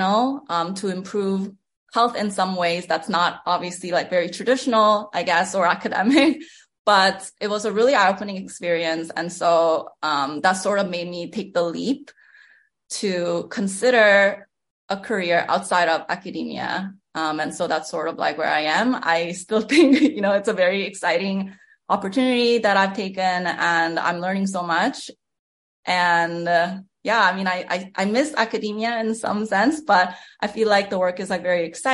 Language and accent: English; Canada; moved away as an adult; I'm a Canadian, so I was considered an international student